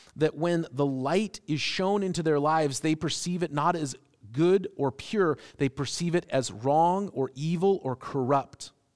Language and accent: English; United States; as American Christians